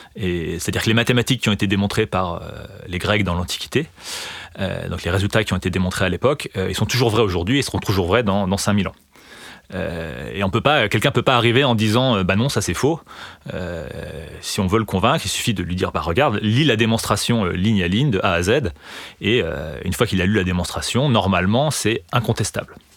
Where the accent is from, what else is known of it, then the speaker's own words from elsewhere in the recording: Remiremont, Grand Est, France; j'ai grandi dans les Vosges, donc dans, l'est de la France, dans une petite ville qui s'appelle Remiremont. Et donc j'ai fait toute ma scolarité jusqu'au lycée à cet endroit-là